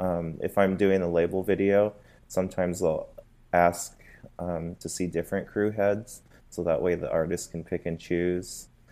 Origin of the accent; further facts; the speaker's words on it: Phoenix, Arizona, United States; moved away as an adult; now in Los Angeles, United States; I'm from Phoenix, Arizona.